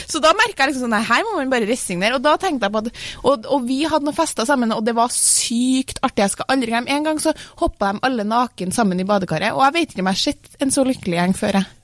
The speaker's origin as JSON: {"language": "Norwegian", "region": "Trøndelag", "country": "Norway", "said": "Jeg er jo trønder"}